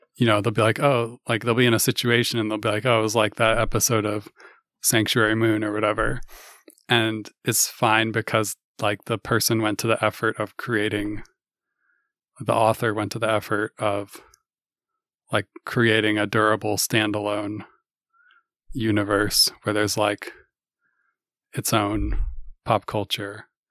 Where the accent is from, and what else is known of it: Kirkland, Washington, United States; born or raised there